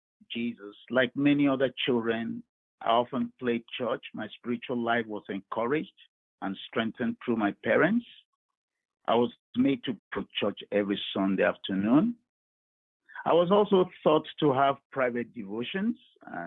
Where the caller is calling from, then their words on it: Baltimore, Maryland, United States; I'm calling from Baltimore here in Maryland.